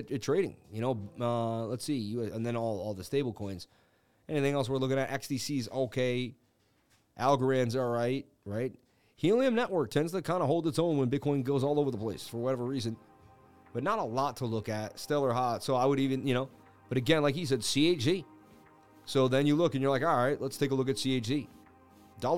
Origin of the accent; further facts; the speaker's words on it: Boston, Massachusetts, United States; I grew up in Boston, Mass